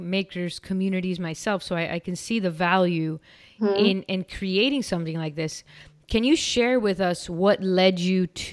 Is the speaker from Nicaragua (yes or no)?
yes; Nicaragua; I'm from Nicaragua